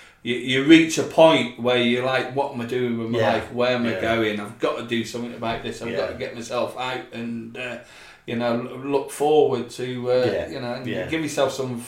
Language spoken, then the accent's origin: English; Scotland, United Kingdom; Because I grew up in Scotland